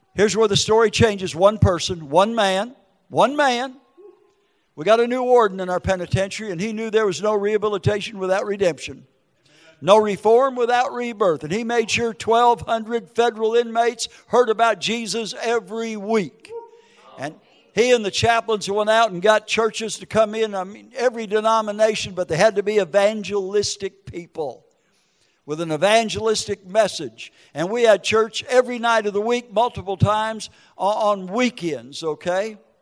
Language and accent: English; Minneapolis, Minnesota, United States; moved away; also born or lived in Wisconsin; Wisconsin, Minneapolis, Minnesota